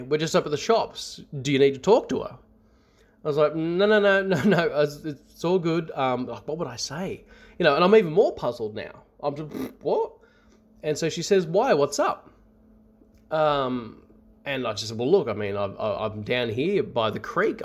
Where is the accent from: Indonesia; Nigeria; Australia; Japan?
Australia; north of Sydney, New South Wales; I grew up in what I can only describe as a haunted house. Almost Skinwalker Ranch-ish, uh, in its variety. It's about twenty kilometers north of Sydney.